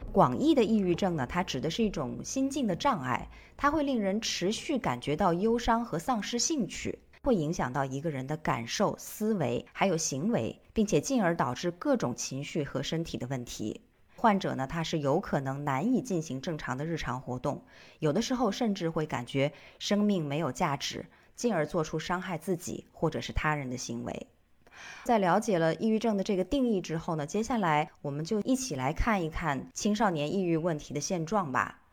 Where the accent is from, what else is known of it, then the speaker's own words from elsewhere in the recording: Jiangxi, China; 静涵 Rene 啊，前不久在我的老家江西发生了一起牵动全国无数人心的事件，